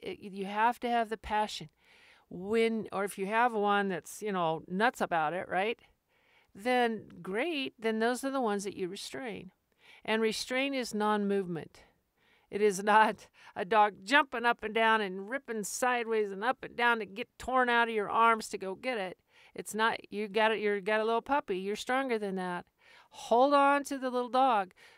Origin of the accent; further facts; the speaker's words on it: Albuquerque, New Mexico, United States; I grew up in Albuquerque